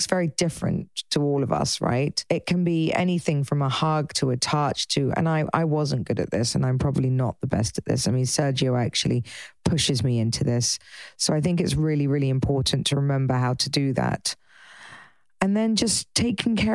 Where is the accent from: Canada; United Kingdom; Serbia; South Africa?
United Kingdom; England; being English